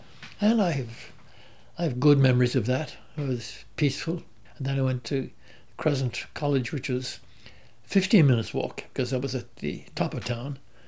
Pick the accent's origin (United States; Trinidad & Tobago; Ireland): Ireland; Limerick, Munster; moved away as an adult; also born or lived in London / Montreal / Bermuda / Uganda; now in Hobart, Australia; I was born in Limerick, the third city of Ireland, and I grew up there until my middle 20s.